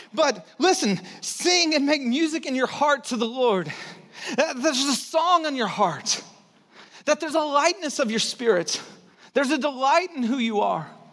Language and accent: English; Texas, United States; I was born in Texas